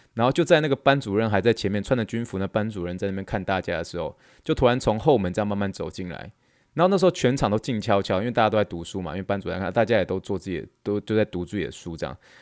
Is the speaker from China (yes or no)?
no; Taiwan; now in Texas, United States; 我们台湾人